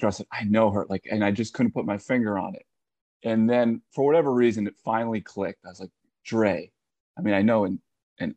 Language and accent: English; Rhode Island, United States; now in South Carolina, United States; I grew up in Rhode Island, so everything is the farthest you can go is 30 minutes